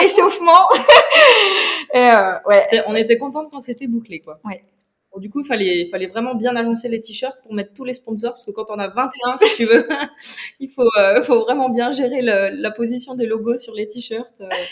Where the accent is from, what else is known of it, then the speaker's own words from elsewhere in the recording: eastern France, France; je viens également de l'Est de la France